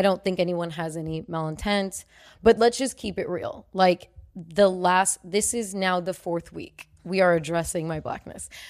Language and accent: English; United States; I'm American